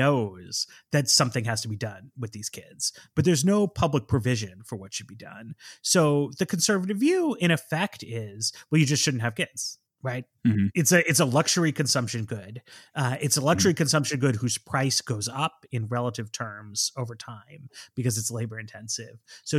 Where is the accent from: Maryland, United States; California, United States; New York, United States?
New York, United States; Manhattan; Like I grew up in Manhattan, so people can easily caricature me as like just like a big city person.